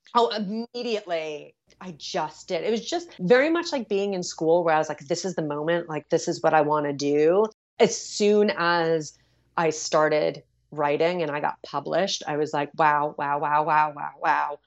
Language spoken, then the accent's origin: English; New York City, New York, United States; I'm such a New Yorker